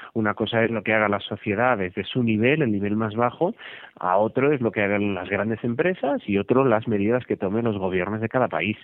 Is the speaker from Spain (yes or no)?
yes; Barcelona, Catalonia, Spain; Yo soy de Barcelona